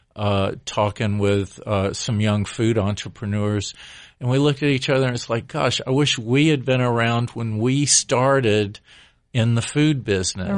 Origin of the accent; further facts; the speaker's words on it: Alabama, United States; also born or lived in Beaufort, South Carolina; now in Asheville area, United States; we're both originally from Alabama.